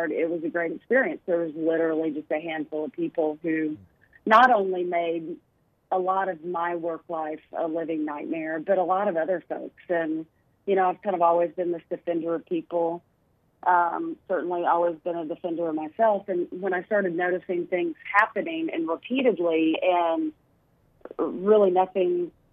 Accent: Arkansas, United States; moved away; my home state

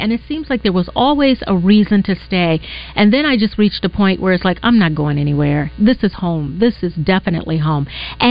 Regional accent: the North, United States; moved away as an adult; also born or lived in Detroit, Michigan; now in Little Rock, United States; So I grew up in the North.

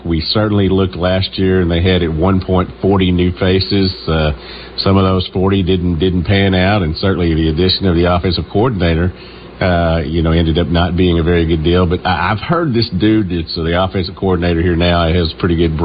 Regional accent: Newport, Arkansas, United States; also born or lived in Little Rock, Arkansas / Memphis, Tennessee; I'm from Newport, Arkansas. Spent a lot of time in Little Rock and Memphis

